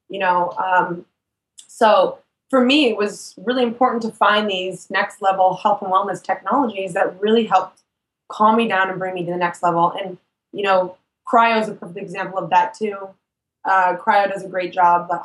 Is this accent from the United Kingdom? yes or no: no; Canada; Yeah, I'm Canadian.